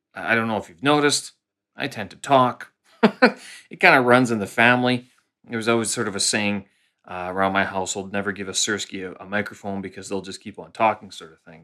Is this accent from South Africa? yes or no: no; Canada; moved away as an adult; now in Beijing, China; I'm a Canadian expat living here in, uh, Beijing, China.